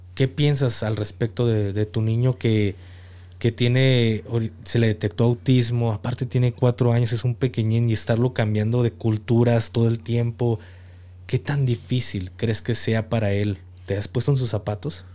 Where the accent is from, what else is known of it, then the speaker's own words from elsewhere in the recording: Jalisco, Mexico; moved away; also born or lived in Mexico City; he radicado en, en la Ciudad de México y ah, como, como jalisciense